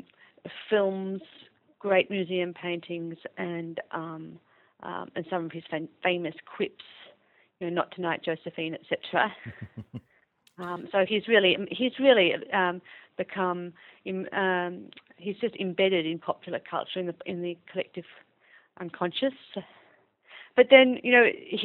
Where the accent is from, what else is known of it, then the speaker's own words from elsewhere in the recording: Melbourne, Victoria, Australia; also born or lived in England / Sussex / Leeds; I was born in England, but I'm to Australian parents, and I grew up in Melbourne.